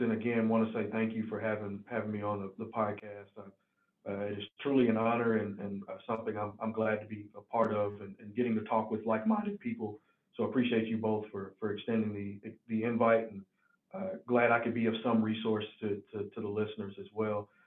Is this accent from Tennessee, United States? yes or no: yes; Tennessee, United States; accent: country; I can sometimes have a, a, country accent since I'm from Tennessee, but it's not as deep of a draw as someone else's.